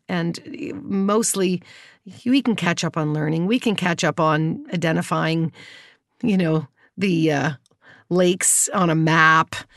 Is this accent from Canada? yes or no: yes; Kitchener, Ontario, Canada; I grew up in Kitchener, Waterloo, in, uh, in Ontario